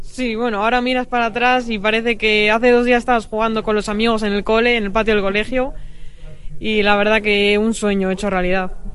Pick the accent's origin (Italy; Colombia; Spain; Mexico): Spain; Bilbao, Basque Country; siendo bilbaína